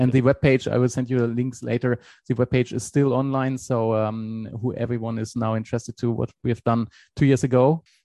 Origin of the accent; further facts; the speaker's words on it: Germany; English is a second language; moved away as an adult; now in Switzerland; I'm originally from Germany, but I'm now for more than 20 years in Switzerland. So meanwhile, I'm Swiss as well.